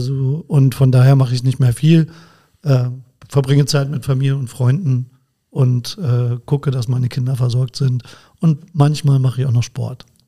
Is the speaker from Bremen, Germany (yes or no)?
yes; Bremen, Germany; also born or lived in Braunschweig; now in Koblenz, Germany; gebürtiger Bremer, bin aber eigentlich schon Schengel, weil ich ja seit 1996 schon in Koblenz wohne.